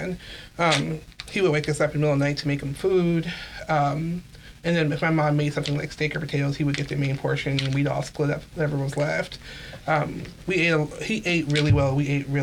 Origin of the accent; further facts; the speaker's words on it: Columbus, Ohio, United States; I was born in Columbus, Ohio